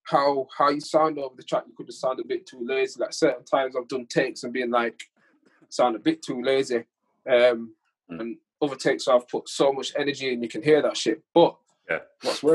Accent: Huddersfield, Yorkshire and the Humber, United Kingdom; accent: broad Yorkshire; I am broad from Yorkshire

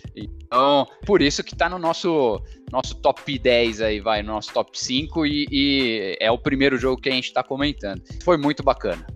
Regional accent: Brazil; Eu nasci no Brasil, sou brasileiro

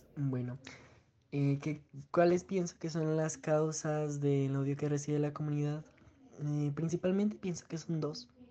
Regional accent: Pasto, Nariño, Colombia; soy de Pasto Nariño.

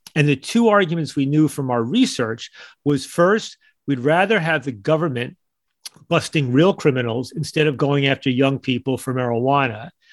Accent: United States; as an American

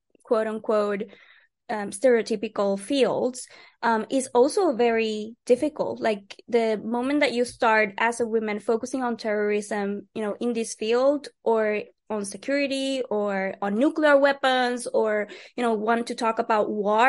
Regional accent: Puerto Rico; I'm from Puerto Rico and we're still a colony of the United States.

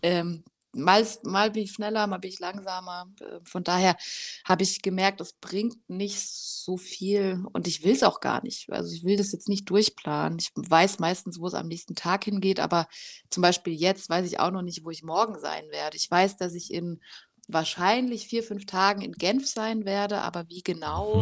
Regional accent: Rhineland-Palatinate, Germany; now in Leipzig, Germany; ich komme eigentlich aus der Pfalz, da ist meine Familie auch noch

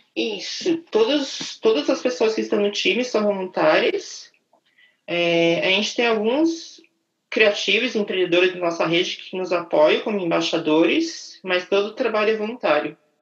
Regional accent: São Paulo, Brazil; also born or lived in Itaquaquecetuba, São Paulo; Nasci em São Paulo, é, sou, ah, eu morei em São Paulo quase a minha vida toda.

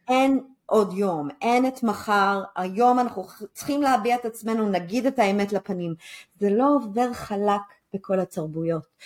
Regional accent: Israel; אנחנו כישראלים

